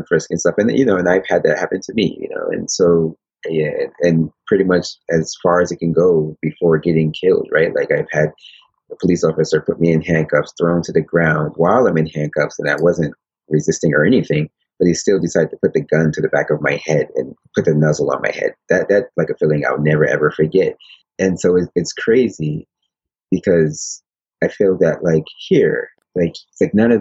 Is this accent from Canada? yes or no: no; Paterson, New Jersey, United States; moved away as an adult; now in Japan; growing up in Patterson and inner city